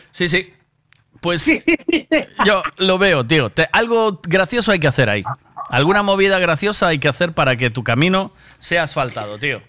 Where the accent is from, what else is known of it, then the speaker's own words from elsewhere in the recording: Galicia, Spain; somos gallegos